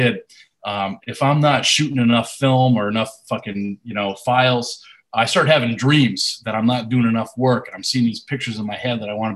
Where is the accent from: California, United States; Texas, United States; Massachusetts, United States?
Massachusetts, United States; Walpole; moved away as an adult; now in Providence, United States; I was born in Walpole